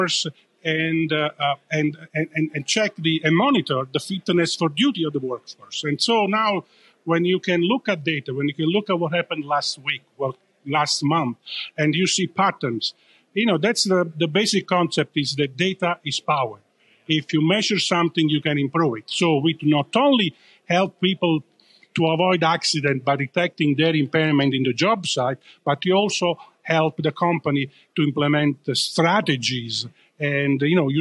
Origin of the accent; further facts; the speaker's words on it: Italy; accent: Italian; now in Northern California, United States; coming from Northern California, although my accent gives away that I'm originally from Italy